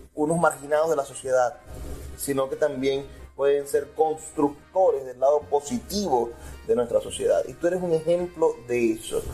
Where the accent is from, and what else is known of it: Maracaibo, Zulia, Venezuela